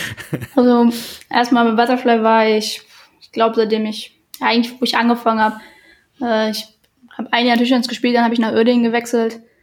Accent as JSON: {"language": "German", "country": "Germany", "said": "wir kommen aus Deutschland"}